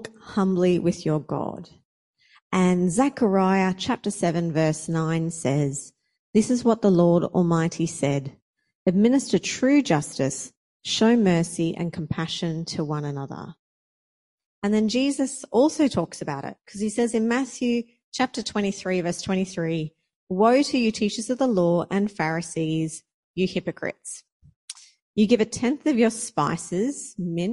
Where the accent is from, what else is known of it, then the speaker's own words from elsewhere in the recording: Australia; moved away as an adult; now in Brisbane, Australia; I moved from my hometown down the coast up here to Brisbane to go to Bible college.